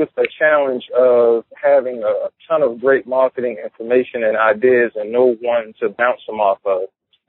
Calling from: Baltimore, Maryland, United States; Baltimore, Maryland.

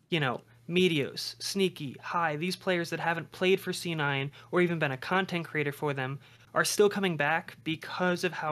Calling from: Denver, Colorado, United States; Calling from Denver, Colorado.

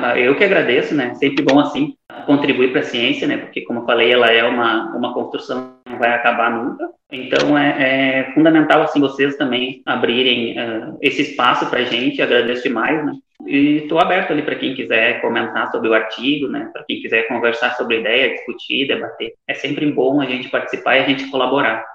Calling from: Rio Grande do Sul, Brazil; da Universidade Federal do Rio Grande do Sul, onde eu sou mestrando atualmente

